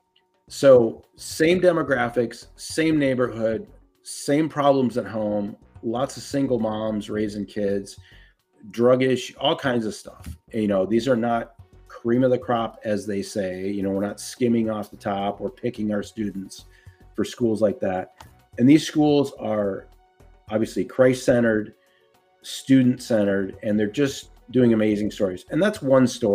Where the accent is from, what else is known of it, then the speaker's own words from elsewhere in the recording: Minnesota, United States; my home state of Minnesota